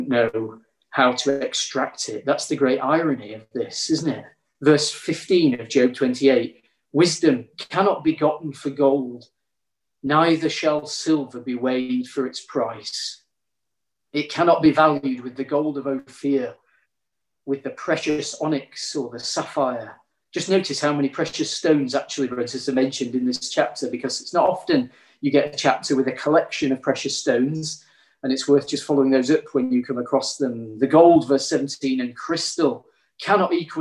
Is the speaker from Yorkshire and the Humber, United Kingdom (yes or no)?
yes; Yorkshire and the Humber, United Kingdom; growing up in Yorkshire, my grandpa was a miner